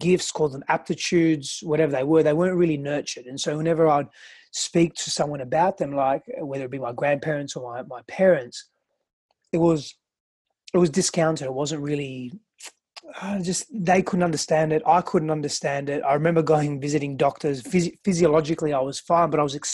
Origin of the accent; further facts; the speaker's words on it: Australia; English is a second language; also born or lived in Greece; now in United States; I grew up in Greece and Australia, and so I had quite a diversity in cultural